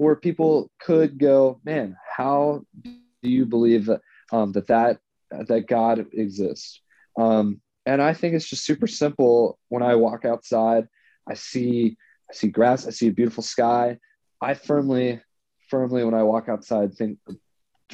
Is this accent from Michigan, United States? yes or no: no; Kernersville, North Carolina, United States; moved away as an adult; also born or lived in Florence, Kentucky / Indiana / Knoxville, Tennessee / Canton, Ohio; now in Cleveland, United States; I spent most of my life in Kernersville, North Carolina